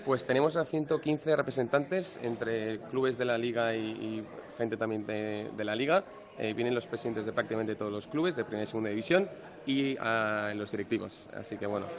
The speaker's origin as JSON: {"language": "Spanish", "country": "Spain", "said": "nosotros somos españoles"}